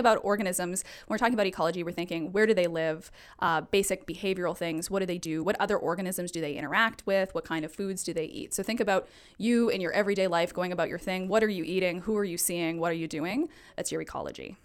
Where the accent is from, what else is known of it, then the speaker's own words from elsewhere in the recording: Alberta, Canada; now in Vancouver, Canada; I'm originally from Alberta